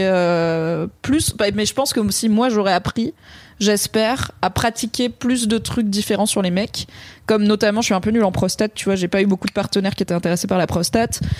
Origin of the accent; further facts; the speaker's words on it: Drôme, Auvergne-Rhône-Alpes, France; 50 bornes de là où j'ai grandi dans la Drôme